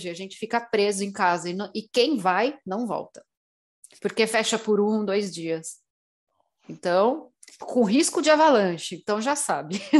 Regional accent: Brazil; É, eu cresci no meio do mato no Brasil. Então, para mim, eu sempre fui muito mais da natureza, da magia natural

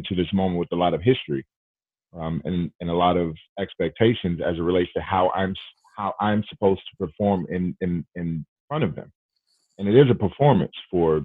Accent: Southwest Georgia, United States; moved away as an adult; also born or lived in Milwaukee, Wisconsin; I grew up in Southwest Georgia

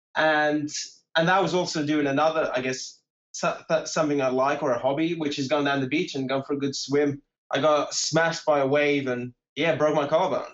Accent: Portugal; accent: British; first language English; moved away; also born or lived in Bournemouth, England; I grew up in Portugal

